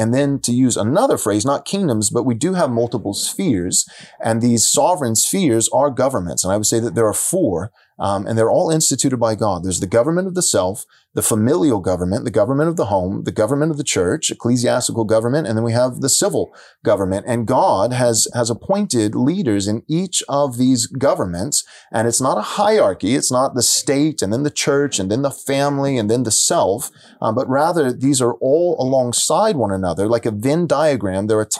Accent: San Diego, California, United States; I come from San Diego. I pastored there for several years.

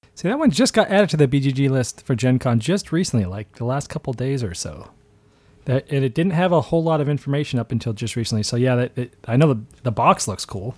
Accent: Boston, Massachusetts, United States; I grew up in Boston

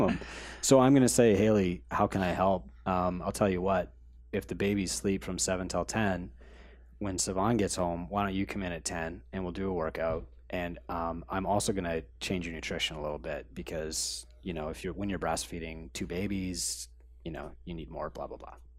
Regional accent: Canada; We're Canadian

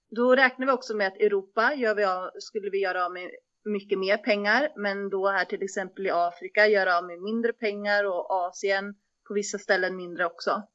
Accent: Västervik, Kalmar County, Sweden; moved away as an adult; also born or lived in Uppsala; jag är också född och uppvuxen i Västervik, och sen så flyttar jag till Uppsala för att plugga

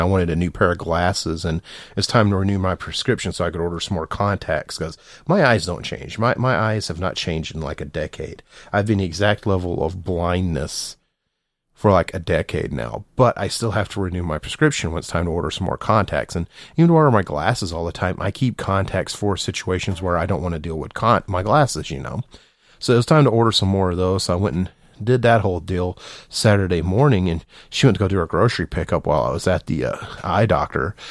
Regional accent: the South, United States; I'm from the South

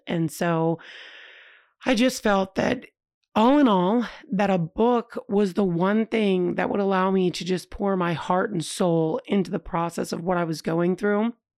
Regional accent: tri-state area, United States; as an American who never, ever left her country, and, I mean, to be honest, I'd never left the tri-state area

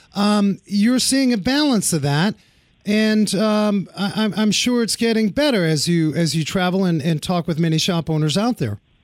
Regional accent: New York City, New York, United States; moved away; I grew up in New York City

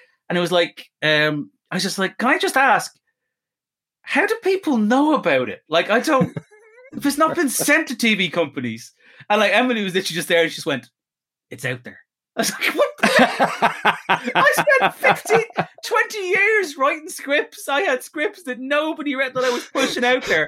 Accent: Ireland; I'm Irish Catholic

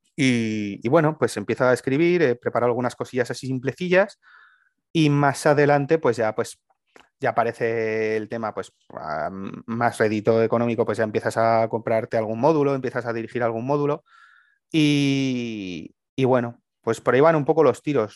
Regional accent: Aragon, Spain; mi tierra, en Aragón

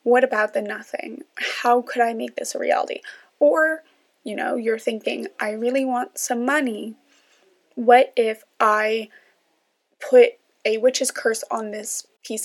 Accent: New York, United States; now in Washington, D.C., United States; I am from New York

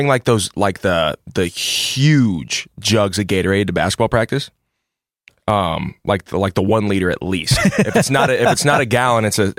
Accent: Decatur, Illinois, United States; moved away as an adult; now in Dallas, United States; I'm from Decatur, Illinois.

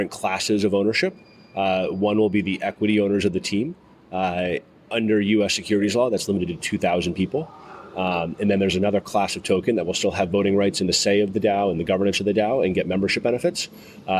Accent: United States; I'm an American here

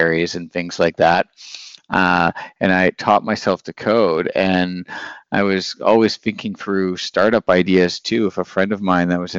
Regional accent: Northern Ontario, Canada; moved away as an adult; now in Berlin, Germany; So I'm from Northern Ontario in a mining kind of city

